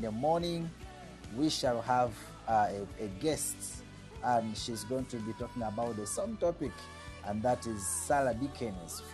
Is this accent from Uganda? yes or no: yes; Uganda; I'm from Uganda. Uganda is my country. It's where I live, and I'm a citizen of Uganda